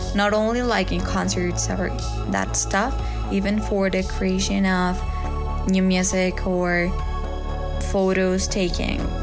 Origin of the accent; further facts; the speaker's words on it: Mexico City, Mexico; now in Querétaro, Mexico; I was born in Mexico City and I'm 20 years old.